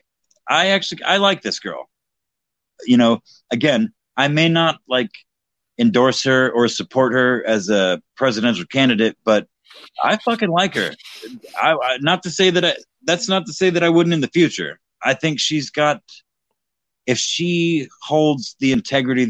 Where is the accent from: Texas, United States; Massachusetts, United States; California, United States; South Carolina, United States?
Texas, United States; now in Indiana, United States; I currently live in Indiana, which is a Republican state, as you know, but I was born and raised in Texas